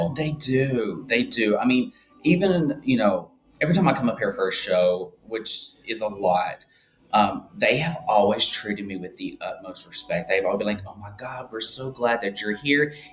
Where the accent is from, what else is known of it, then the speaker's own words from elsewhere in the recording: Birmingham, Alabama, United States; moved away as an adult; also born or lived in Atlanta, Georgia; now in Linden, United States; so I am originally from Birmingham, Alabama, and then um, about a little over 15 years ago, I moved to uh, Atlanta, Georgia, where I started my drag career.